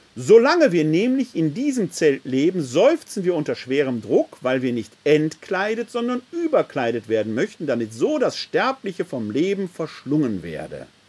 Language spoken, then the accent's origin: German; Essen, North Rhine-Westphalia, Germany; Ich bin ein Kind des Ruhrgebietes. Vor 50 Jahren, meinem Elternhaus im Schöllerpatt in Essen-Altendorf, konnten wir noch die Zechen sehen